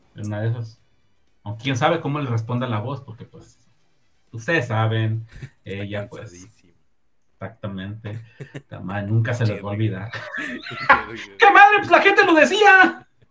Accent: northern Mexico, Mexico; Somos mexicanos, hombre. Somos del norte.

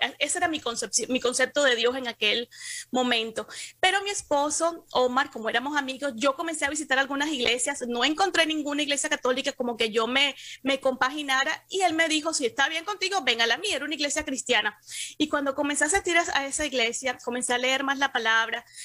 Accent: Cartagena, Bolívar, Colombia; moved away as an adult; now in Miami, United States; Yo soy de Cartagena, que es una ciudad pequeña

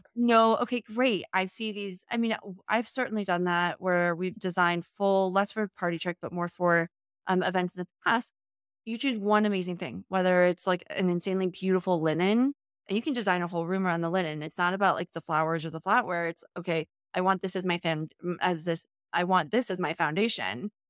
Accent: Charlottesville, Virginia, United States; moved away; I'm from Virginia originally, from Charlottesville

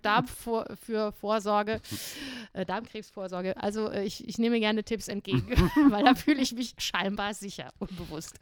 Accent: Saarland, Germany; now in Salzburg, Austria; bezeichne das ha Saarland immer noch als meine Heimat, obwohl ich jetzt schon länger vom Saarland weg bin, als ich im Saarland war

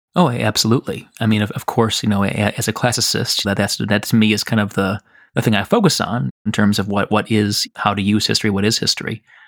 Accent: Chicago, Illinois, United States; also born or lived in Michigan; I'm from Chicago

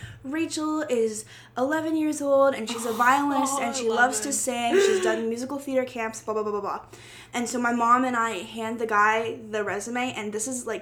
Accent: Maine, United States; I was growing up in Maine

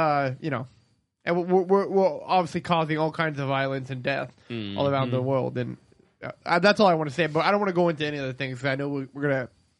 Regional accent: United States; I think as an American

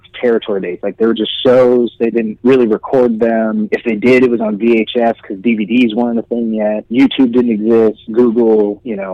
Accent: Riverside, California, United States; also born or lived in Kansas City, Missouri / Chatsworth, Los Angeles; Then we moved a little bit east out of the city towards Riverside, and I grew up there. So I grew up in Southern California. I was raised in Southern California.

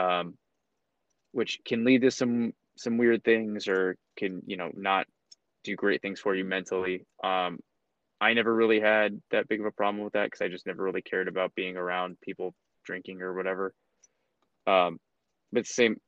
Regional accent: Phoenix, Arizona, United States; also born or lived in Evanston, Illinois; I grew up really north in Phoenix

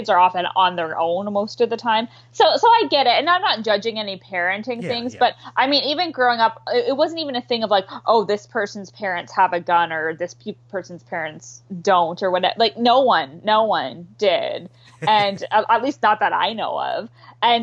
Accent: Canada; I'm Canadian

